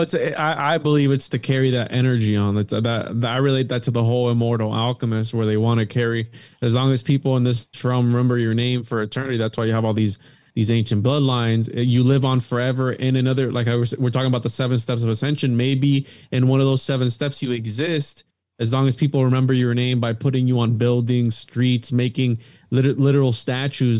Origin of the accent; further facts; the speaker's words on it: Florida, United States; we're from Florida